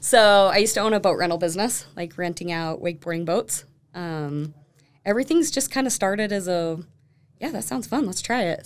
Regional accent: Sandy, Utah, United States; also born or lived in Draper, Utah; now in Alpine, United States; Born and raised in Sandy

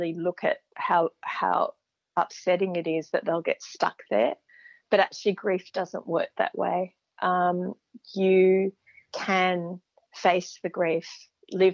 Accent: Perth, Western Australia, Australia; I was growing up in Perth, which is a good 3,000 kilometres from the nearest mountains

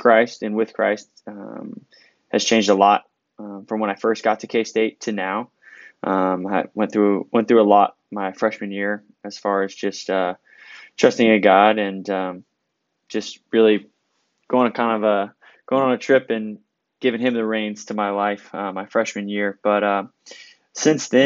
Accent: Houston, Texas, United States; moved away as an adult; now in Manhattan, Kansas, United States; I grew up in Houston, Texas

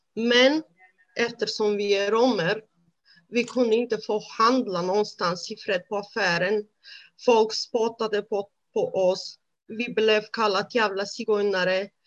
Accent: Romania; Swedish is a second language; moved away as an adult; now in Sweden; jag är född i Rumänien. Som barn, jag växte upp i en väldigt bra familj

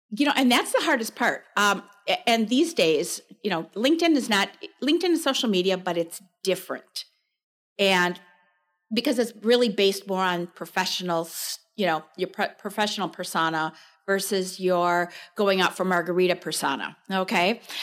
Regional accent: Chicago suburbs, Illinois, United States; moved away as an adult; now in Wisconsin, United States; I grew up in the Chicago suburbs

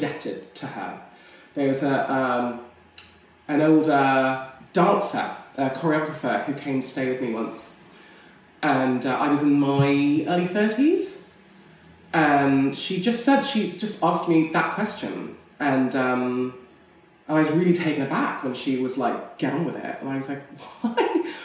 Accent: Canada; moved away; I come from North America originally. I mean, not America, Canada, which is slightly different.

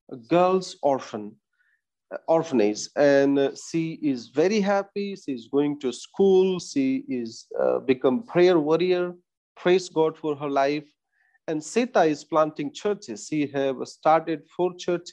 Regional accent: India; we as Indian Christians

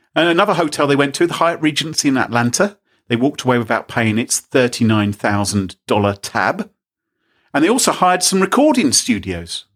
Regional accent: United Kingdom; we're British

